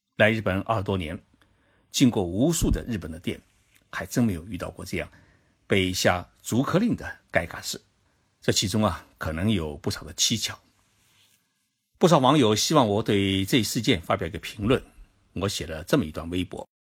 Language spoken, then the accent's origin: Chinese; China; now in Japan; 我们中国人